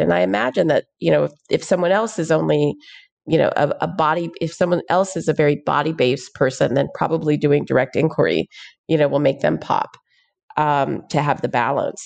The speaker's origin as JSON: {"language": "English", "town": "Houston", "region": "Texas", "country": "United States", "tie": "born or raised there", "said": "I grew up in Houston, Texas"}